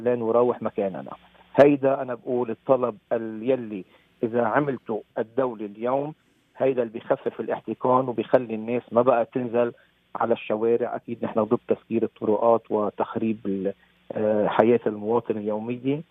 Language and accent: Arabic; Lebanon; moved away as an adult; حبي لوطني لبنان، وأنا كل سنة منذ خمسة وتسعين منذ تركت لبنان